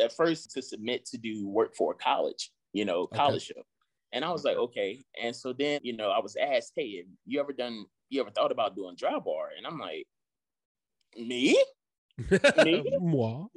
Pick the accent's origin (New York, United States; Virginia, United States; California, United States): Virginia, United States; Southampton County; moved away as an adult; also born or lived in Richmond, Virginia; now in Charlotte, United States; I'm originally from South Hampton County. Like, this doesn't happen to people where I'm from